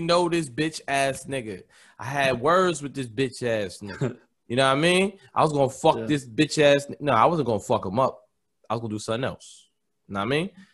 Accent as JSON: {"language": "English", "country": "Nigeria", "said": "I'm Nigerian"}